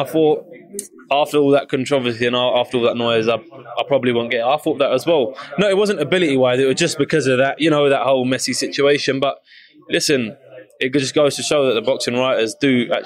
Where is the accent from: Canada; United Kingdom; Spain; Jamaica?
United Kingdom; especially being British